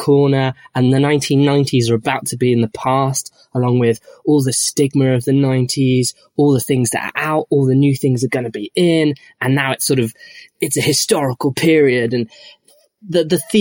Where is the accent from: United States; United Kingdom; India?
United Kingdom; Manchester, North West England; I'm also gay, and I'm from Manchester